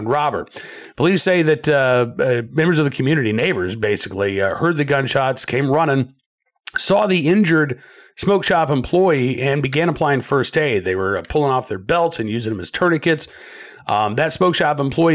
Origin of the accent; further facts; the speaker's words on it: Oklahoma City, Oklahoma, United States; when I was a kid growing up in Oklahoma City